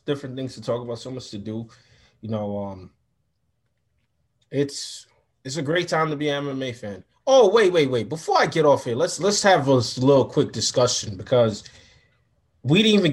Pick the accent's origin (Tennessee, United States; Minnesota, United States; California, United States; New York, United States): New York, United States; I'm from New York.